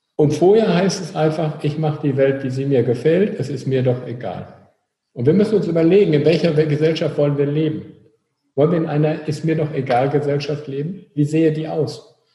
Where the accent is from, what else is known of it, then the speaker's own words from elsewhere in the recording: North Rhine-Westphalia, Germany; Wir kommen aus Nordrhein-Westfalen